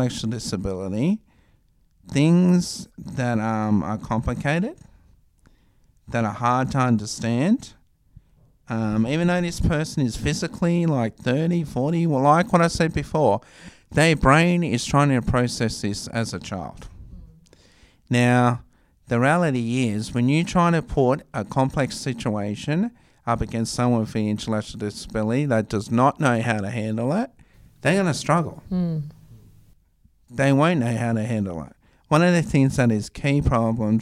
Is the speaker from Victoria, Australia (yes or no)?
no; Tamworth, New South Wales, Australia; now in Wollongong, Australia; I actually grew up in Tamworth.